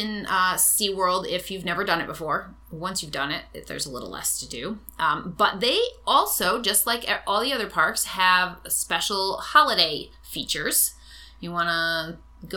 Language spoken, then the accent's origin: English; Orange, Connecticut, United States; It is my hometown.